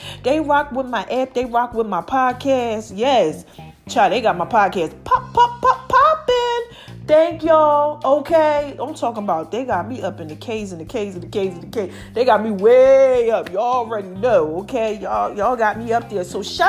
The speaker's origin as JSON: {"language": "English", "town": "Philadelphia", "region": "Pennsylvania", "country": "United States", "tie": "born or raised there", "said": "Like Philly. Y'all really be supporting. Okay. I love y'all. My hometown."}